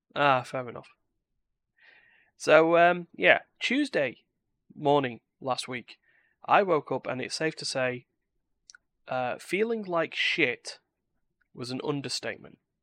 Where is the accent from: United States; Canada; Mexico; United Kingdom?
United Kingdom; I am British